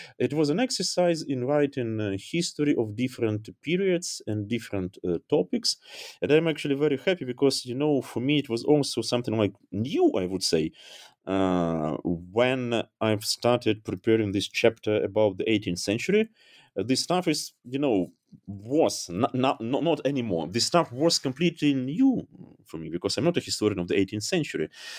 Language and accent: English; Dnipro, Dnipropetrovsk Oblast, Ukraine; moved away as an adult; also born or lived in Kyiv; now in Germany; So it sounds strange, maybe even crazy, but this book project about my hometown brought me to Germany.